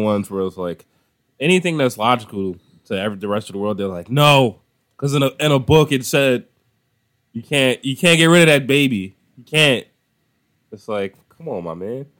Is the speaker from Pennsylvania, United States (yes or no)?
yes; Philadelphia, Pennsylvania, United States; growing up in Philly